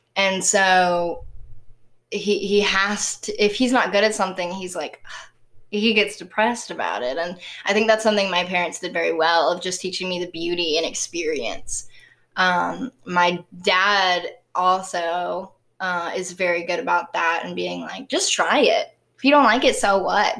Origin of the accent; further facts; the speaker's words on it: the South, Southern United States, United States; accent: southern; my southern accent